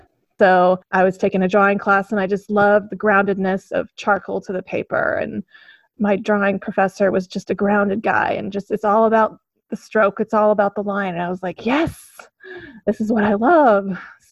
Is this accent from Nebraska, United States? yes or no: yes; Omaha, Nebraska, United States; also born or lived in Oregon; I was born in Oregon. My mom's from the West Coast, but then I spent most of my upbringing around Omaha.